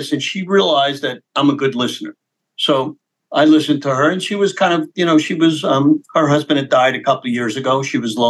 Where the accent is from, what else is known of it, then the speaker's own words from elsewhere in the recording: New York City, New York, United States; I was born in Brooklyn